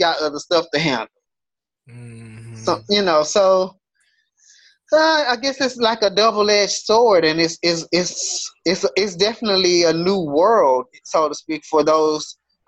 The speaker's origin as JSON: {"language": "English", "town": "Houston", "region": "Texas", "country": "United States", "tie": "born or raised there", "said": "growing up in Houston"}